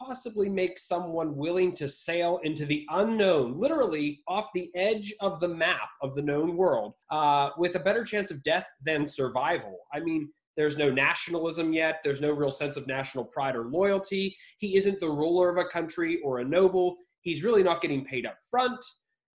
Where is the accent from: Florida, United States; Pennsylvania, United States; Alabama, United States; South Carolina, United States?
Pennsylvania, United States; a Pennsylvania person